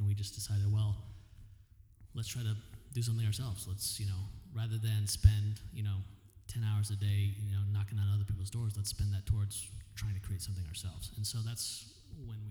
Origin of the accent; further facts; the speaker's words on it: Connecticut, United States; moved away as an adult; also born or lived in East Coast; now in Phoenix, United States; I'm from Connecticut